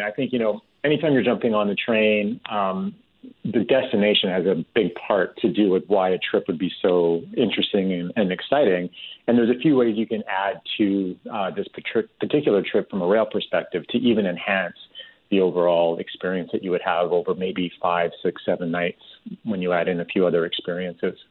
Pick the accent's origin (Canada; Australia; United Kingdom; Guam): Canada; St. Albert, Alberta; moved away; I'm from St. Albert originally